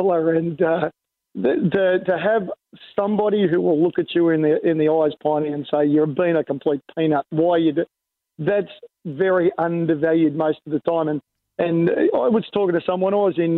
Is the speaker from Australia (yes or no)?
yes; Australia; as an Australian